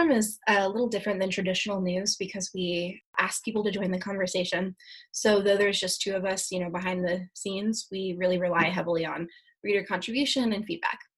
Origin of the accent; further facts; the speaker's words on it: Joliet, Illinois, United States; born there; now in Florida, United States; I was born in Joliet, Illinois.